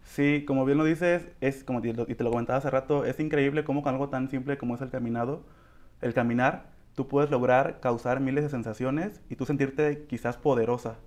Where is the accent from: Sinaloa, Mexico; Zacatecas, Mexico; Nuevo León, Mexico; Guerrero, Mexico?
Guerrero, Mexico; Coyuca de Benítez; yo ya tenía siete años enseñando a chicas en mi municipio, que soy de Coyuca de Benítez